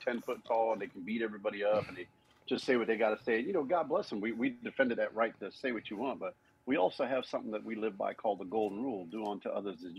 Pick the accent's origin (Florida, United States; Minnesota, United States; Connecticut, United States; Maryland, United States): Florida, United States; Miami; also born or lived in Washington, D.C.; I'm from Miami. That's where I'm